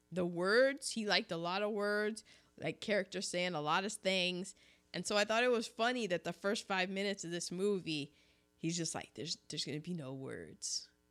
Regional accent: United States; I'm just American

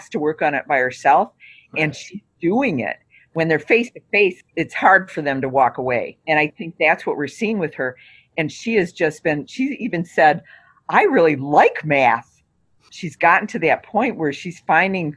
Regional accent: Detroit, Michigan, United States; moved away as an adult; now in Wisconsin, United States; I grew up with it in Detroit

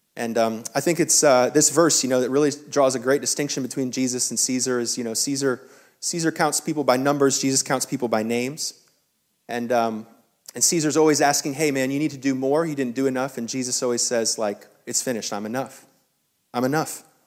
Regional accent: the South, United States; as a Southerner

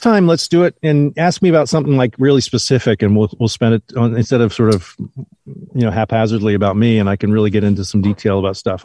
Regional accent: New Jersey, United States; I'm a kid from New Jersey

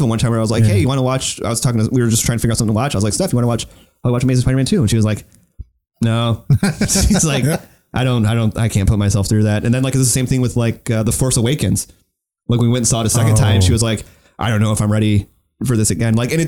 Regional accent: United States; I'm an American

